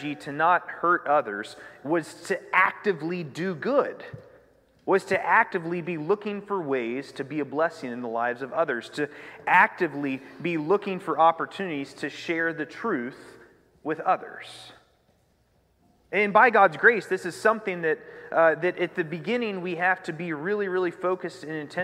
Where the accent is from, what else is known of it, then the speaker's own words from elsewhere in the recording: United States; I grew up in Union County